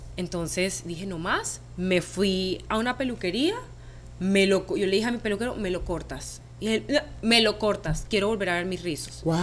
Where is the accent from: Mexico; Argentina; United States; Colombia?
Colombia; San Andrés, San Andrés and Providencia; moved away as an adult